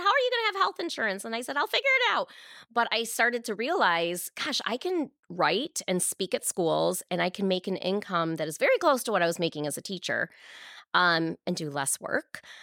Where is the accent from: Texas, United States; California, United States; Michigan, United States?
Michigan, United States; Canton; also born or lived in East Lansing, Michigan; now in Novi, United States; I grew up in Michigan, in Canton, Michigan